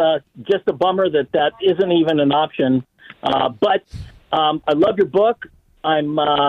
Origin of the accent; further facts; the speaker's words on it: Mountain View, California, United States; also born or lived in Sunnyvale; 63 and yeah, well, I enjoyed growing up in Mountain View and Sunnyvale, riding bikes, watching the Blue Angels fly.